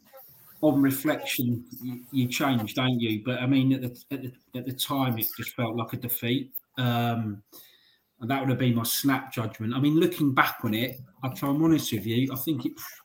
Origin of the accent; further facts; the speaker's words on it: London, United Kingdom; I'm from North London